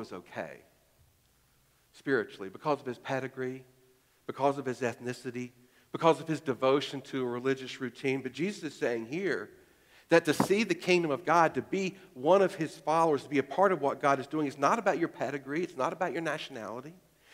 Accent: Greensboro, North Carolina, United States; now in Alexandria, United States; I was born in Greensboro, North Carolina

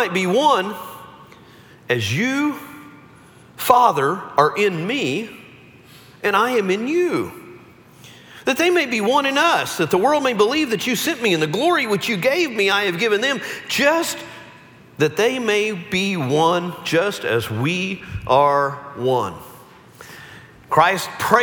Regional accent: Central Texas, United States; I grew up in the Bible Belt. I grew up in Central Texas

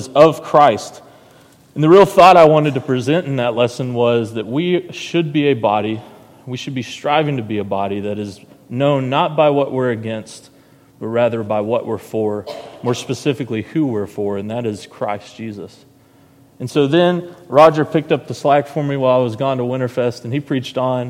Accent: Heber Springs, Arkansas, United States; also born or lived in Searcy, Arkansas; I was born in Searcy, Arkansas, and was raised in Heber Springs for about 4 years

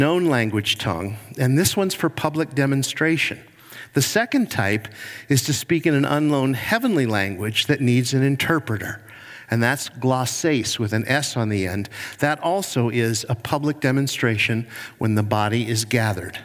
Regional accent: Cleveland, Ohio, United States; I'm from Cleveland, Ohio, and I'm a Browns fan

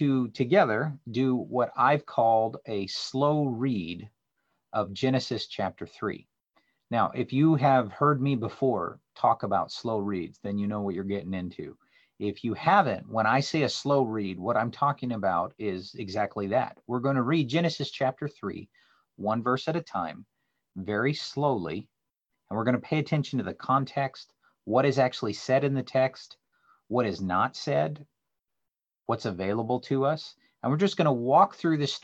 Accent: the Northwest, Pacific Northwest, United States; moved away; I grew up in the Northwest swimming

